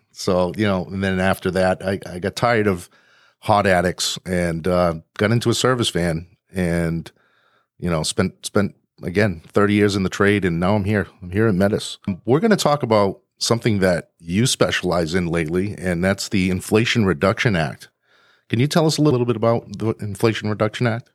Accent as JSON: {"language": "English", "region": "New England", "country": "United States", "said": "I'm from New England, so we have basements"}